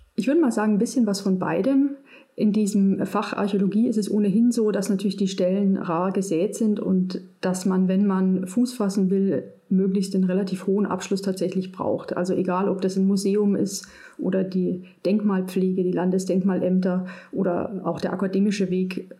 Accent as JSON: {"language": "German", "town": "Munich", "region": "Bavaria", "country": "Germany", "also_born_or_lived": "Münster", "moved": "as an adult", "said": "ich bin aus München"}